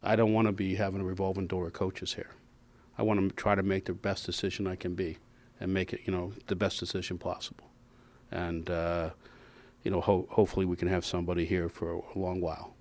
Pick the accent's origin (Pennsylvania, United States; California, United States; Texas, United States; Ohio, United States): Pennsylvania, United States; Pittsburgh; moved away; I'm obviously from Pittsburgh, which, which you guys know. I was with the Steelers for a lot of years, and obviously there's a toughness and discipline that's, um, known for that city and for that team. And so I'm not gonna ignore that, and it's something I, I grew up